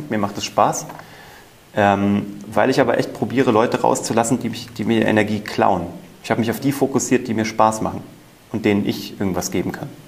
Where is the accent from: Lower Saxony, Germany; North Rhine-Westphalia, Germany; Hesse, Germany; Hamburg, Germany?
Hesse, Germany; Kassel; Ja, mit 16 war ich ja Zauberkünstler bei uns in Kassel und habe einfach äh, überall gezaubert.